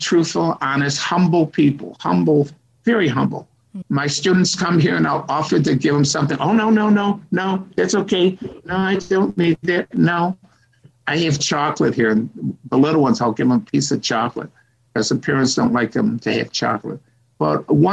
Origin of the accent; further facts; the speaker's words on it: Rochester, New York, United States; moved away as an adult; now in China; I was born in Rochester, New York